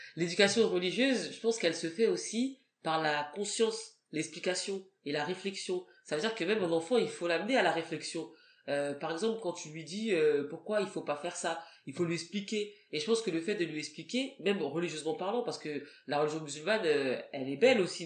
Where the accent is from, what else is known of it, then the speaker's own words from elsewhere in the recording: France; first language French; moi, je suis né en France, donc euh, j'ai quand même les, la double culture.